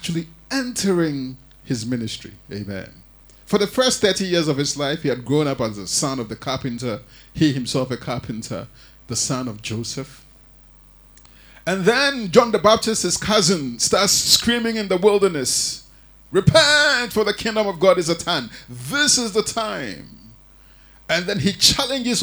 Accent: Ghana; moved away; I grew up in Africa, and, you know, in the Ghanaian church

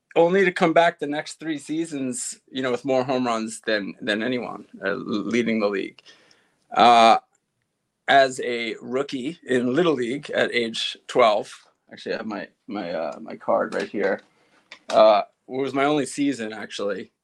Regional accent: East Meadow, New York, United States; I grew up in East Meadow, which bumps up against Uniondale, which is where the Nassau Coliseum is

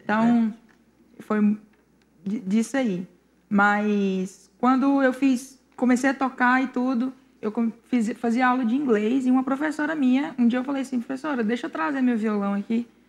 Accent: Pires do Rio, Goiás, Brazil; Eu sou de Pires do Rio Goiás, cidade boa

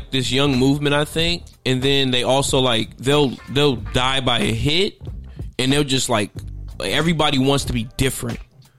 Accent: West Coast, United States; moved away; I'm from the West Coast

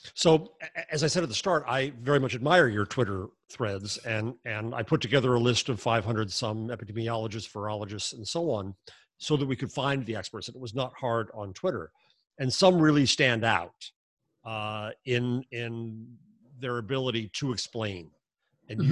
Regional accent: United States; Since we're American

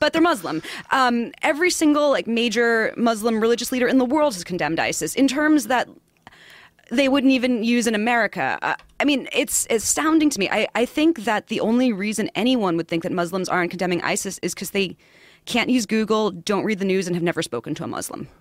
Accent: New York City, New York, United States; accent: New York; also born or lived in Far Rockaway; I'm from Queens originally

